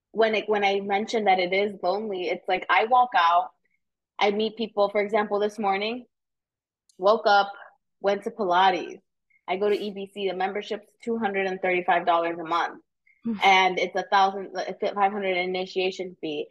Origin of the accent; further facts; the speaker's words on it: Aurora, Illinois, United States; now in Chicago, United States; I'm from Aurora, so west suburbs of Chicago